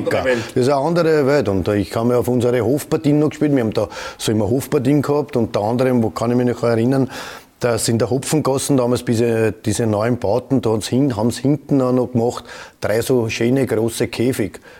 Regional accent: Vienna, Austria; Jeder, ich komme aus Edlersee und dann der Strebersdorf.

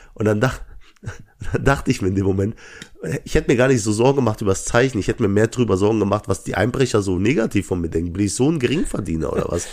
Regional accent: Langweiler, Germany; ich komme aus Langweiler.

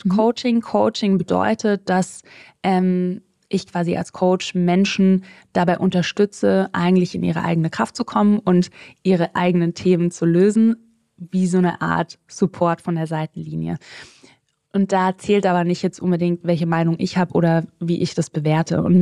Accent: Southern Germany, Germany; Also, ich bin in Süddeutschland aufgewachsen. Meine Mama ist Kanadierin. Ähm, mein Papa ist Deutscher.

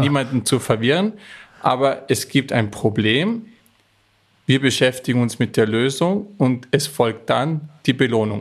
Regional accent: Austria; stamme ich aus den Bergen Österreichs

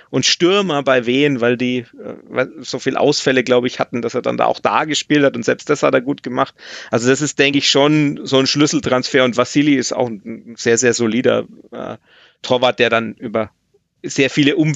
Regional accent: Nuremberg, Bavaria, Germany; da blutet mir natürlich als Nürnberger jetzt das Herz, wenn man sieht, wie viele Ex-Nürnberger da spielen

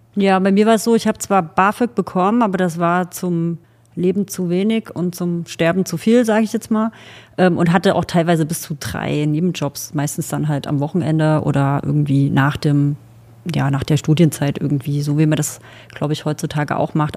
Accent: Thuringia, Germany; also born or lived in Saxony; now in Geisenheim, Germany; Ich komme ursprünglich aus Thüringen

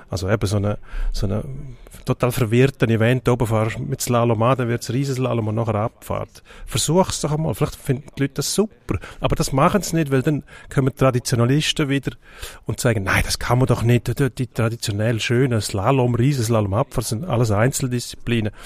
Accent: Switzerland; Jetzt, jetzt sind wir Schweizer

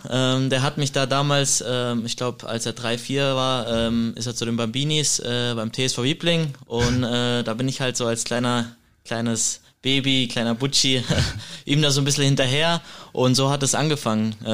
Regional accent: Heidelberg, Baden-Württemberg, Germany; Ähm, ich bin äh, in Heidelberg aufgewachsen, auch geboren tatsächlich.

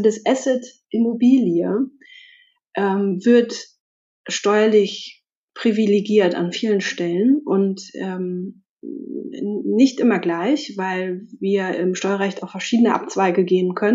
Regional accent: Potsdam, Brandenburg, Germany; ich komme aus Potsdam

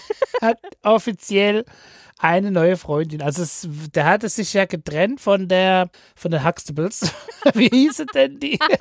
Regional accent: Seattle, Washington, United States; moved away; da, wo ich herkomme

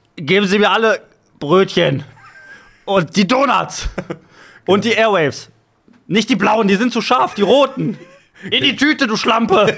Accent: Bottrop, North Rhine-Westphalia, Germany; Bottrop, Ruhrgebiet

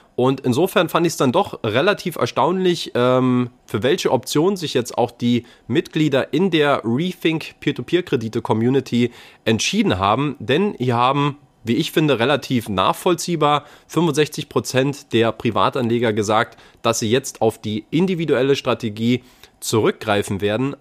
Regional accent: Berlin, Germany; als Berliner naturell

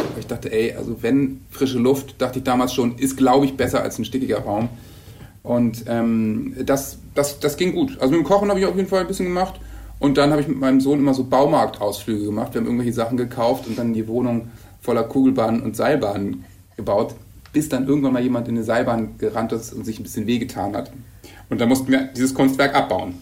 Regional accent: Bremen, Germany; moved away as an adult; now in Hamburg, Germany; Ich komme aus Bremen ja eigentlich

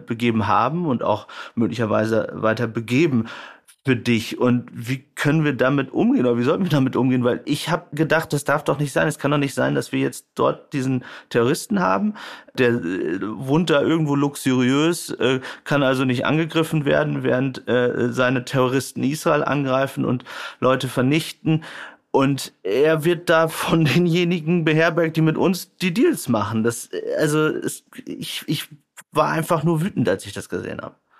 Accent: Germany; wir als Deutsche

